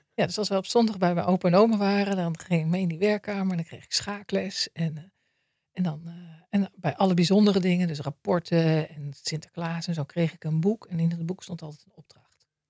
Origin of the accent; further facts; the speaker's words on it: Maarssen, Utrecht, Netherlands; ik ben opgegroeid in Maarsen. in het dorp